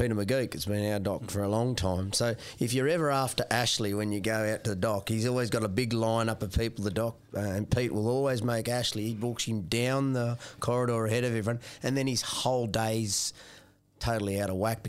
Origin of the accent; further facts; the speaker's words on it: Warwick, Queensland, Australia; this year it's at Warwick, my hometown.